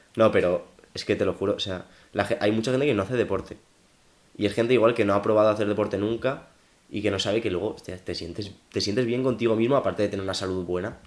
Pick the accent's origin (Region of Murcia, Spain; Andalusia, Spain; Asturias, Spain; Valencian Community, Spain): Valencian Community, Spain; now in Madrid, Spain; voy a Valencia y me bajo del metro en mi pueblo